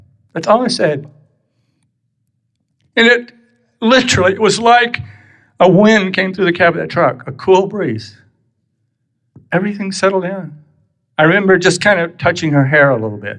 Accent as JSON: {"language": "English", "region": "Texas", "country": "United States", "moved": "as an adult", "said": "I'm really still from Texas, and I'm still not really, I've lived here 6 years"}